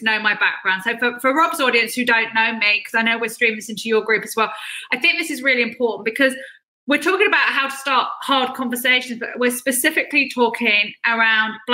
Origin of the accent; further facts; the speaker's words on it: California, United States; I grew up in California